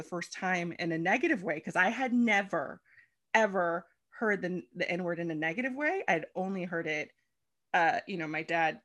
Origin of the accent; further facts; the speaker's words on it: Los Angeles, California, United States; my parents met in Los Angeles and I was born and raised here